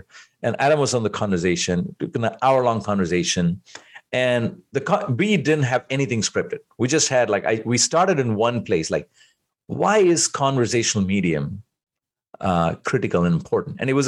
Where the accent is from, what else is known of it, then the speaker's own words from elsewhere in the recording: India; moved away; I grew up in India